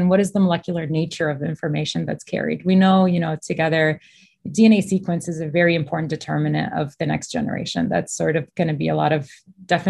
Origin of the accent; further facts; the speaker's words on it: Michigan, United States; I was born and raised in Michigan, actually.